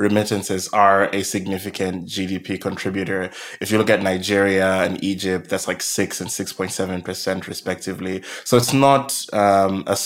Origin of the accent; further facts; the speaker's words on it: Malawi; now in United Kingdom; I'm originally from Malawi, right next to Tanzania